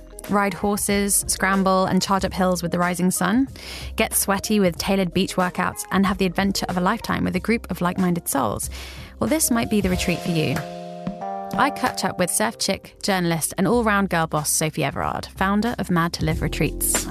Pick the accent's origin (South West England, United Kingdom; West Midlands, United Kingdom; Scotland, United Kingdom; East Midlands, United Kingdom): South West England, United Kingdom; Devon; I'm from Devon originally